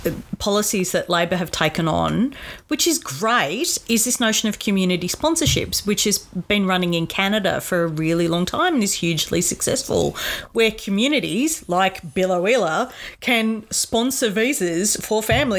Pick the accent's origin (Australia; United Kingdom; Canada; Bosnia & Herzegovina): Australia; So we are withdrawing from Afghanistan.